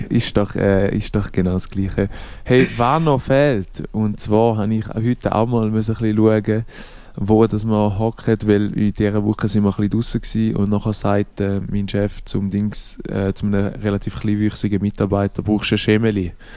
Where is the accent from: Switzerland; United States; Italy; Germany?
Switzerland; bei uns in der Schweiz